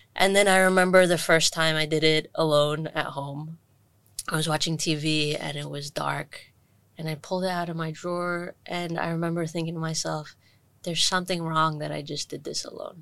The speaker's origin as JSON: {"language": "English", "country": "Hong Kong", "tie": "born or raised there", "said": "I grew up in Hong Kong, born and raised, little Indian kid who went to an international school in Shatin"}